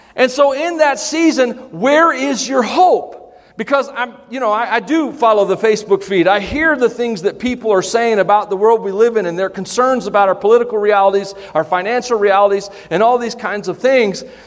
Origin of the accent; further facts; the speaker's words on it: United States; we, as American Christians